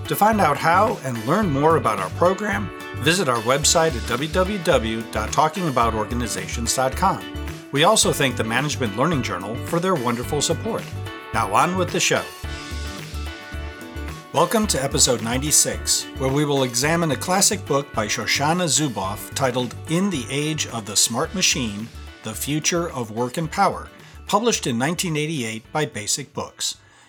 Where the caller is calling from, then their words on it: Carlisle, Pennsylvania, United States; And this is … calling from Carlisle, Pennsylvania in the United States.